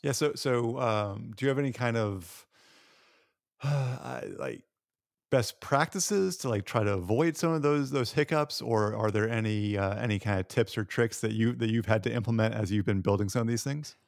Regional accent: Tennessee, United States; I'm from Tennessee

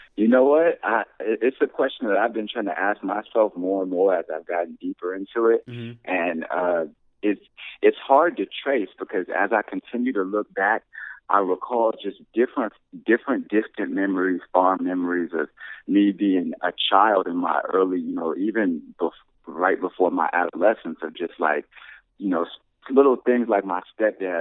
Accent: Anaheim, California, United States; also born or lived in South Bay, Los Angeles, California; moved to Orange County and I uh, really grew up in Orange County, Anaheim, California

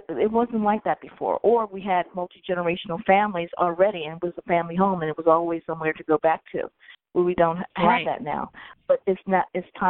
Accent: Philadelphia, Pennsylvania, United States; I was born in Hahnemann.

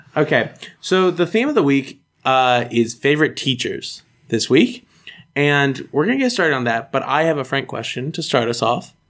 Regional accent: United States; I grew up in the United States

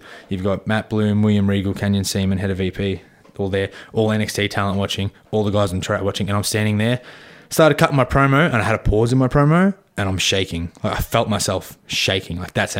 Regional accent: Melbourne, Victoria, Australia; I was like, I'm from Melbourne, whatever.

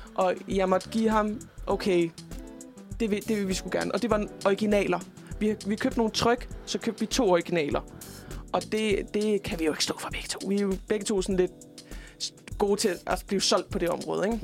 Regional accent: Jutland, Denmark; jeg er jo fra Jylland

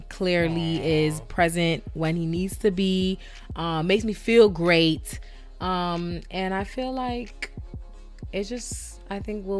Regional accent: North Carolina, United States; I was born in North Carolina

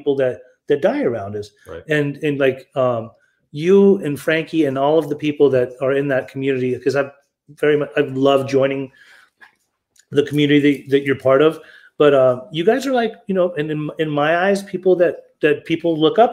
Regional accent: Orange County, California, United States; we grew up in Orange County, went to high school

